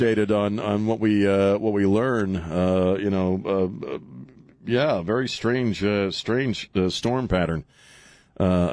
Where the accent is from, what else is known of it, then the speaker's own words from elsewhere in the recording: East Coast, United States; moved away; you and I grew up on the East Coast